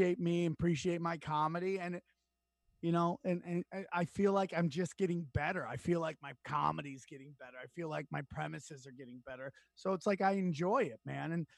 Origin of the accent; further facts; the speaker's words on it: Syracuse, New York, United States; I grew up in Syracuse, New York area